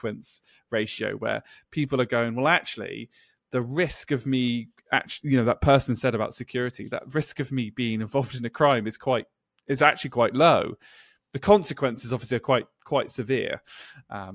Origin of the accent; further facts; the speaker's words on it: England, United Kingdom; I'm an English person